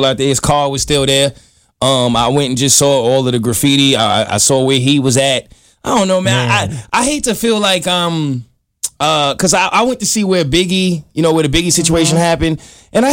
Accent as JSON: {"language": "English", "region": "New York", "country": "United States", "said": "I'm from New York"}